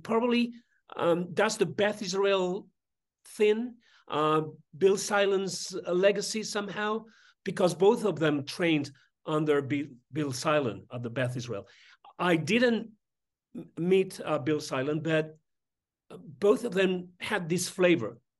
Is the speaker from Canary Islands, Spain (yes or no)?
no; Madrid, Community of Madrid, Spain; I was born in Madrid and I was raised in Madrid.